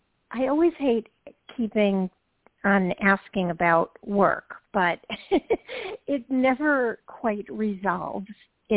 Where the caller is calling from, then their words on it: Georgia, United States; from Georgia.